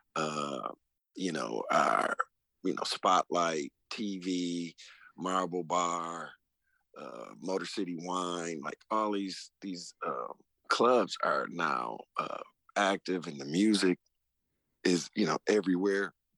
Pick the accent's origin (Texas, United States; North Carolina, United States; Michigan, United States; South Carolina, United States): Michigan, United States; Detroit; coming up in Detroit. I mean, it, where I'm from